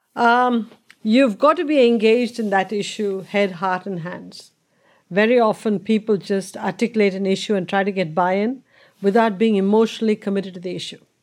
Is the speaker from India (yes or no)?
yes; India; born or raised there; moved away